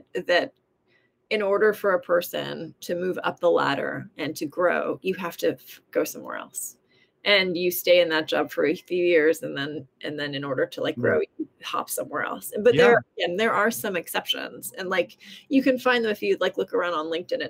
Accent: Southern California, United States; I grew up in Southern California

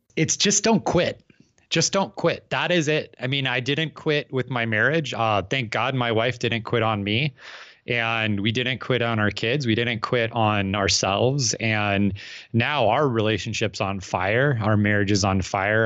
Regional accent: Phoenix, Arizona, United States; I'm from Phoenix, Arizona

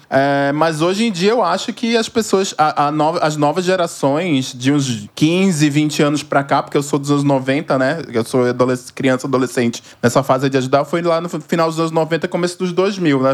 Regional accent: Recife, Pernambuco, Brazil; moved away as an adult; now in São Paulo, Brazil; moro em São Paulo há 13, sou natural de Recife, Pernambuco.

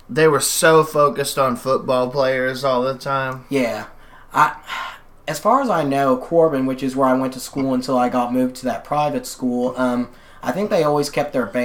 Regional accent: Kentucky, United States; It's definitely, I feel it's very odd because I was always in a weird position growing up. Like I didn't experience like the I hate to use this term, but I guess you call it the cliche Appalachian poverty

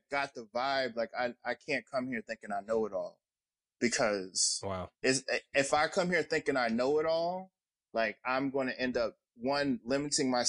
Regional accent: North New Jersey, United States; I'm from North New Jersey.

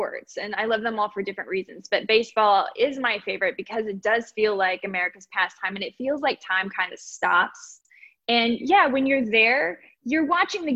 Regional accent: Texas, United States; I grew up in Texas

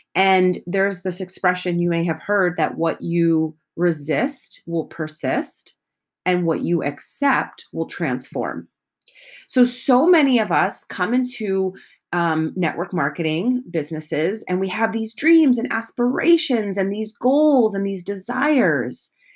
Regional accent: United States; I am American

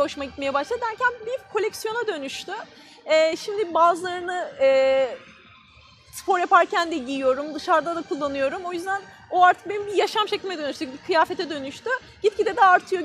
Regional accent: Erzincan, Turkey

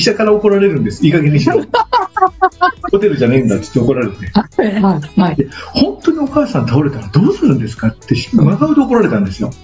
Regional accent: Miyagawa village, Osugidani, Mie, Japan; 僕の実家は宮ヶ村大杉谷っていうすごい田舎なので

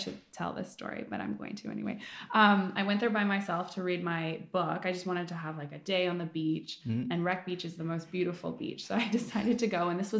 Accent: Calgary, Alberta, Canada; Yeah, I grew up in Calgary. I kind of grew up everywhere, but mostly in Calgary. That's where my dad lives and most of my family. And then I have family in the States.

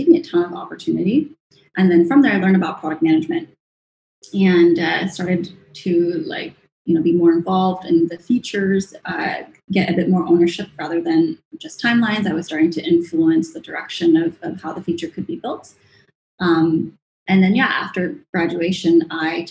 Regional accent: Sacramento, California, United States; moved away as an adult; also born or lived in Hong Kong; now in Singapore; I was born and raised in Sacramento, California

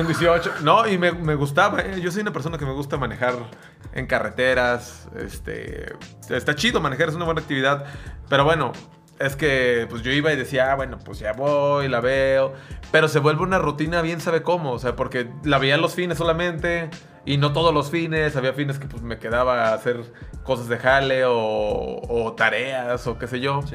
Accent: Sayula, Jalisco, Mexico; moved away; yo vivía en Sayula

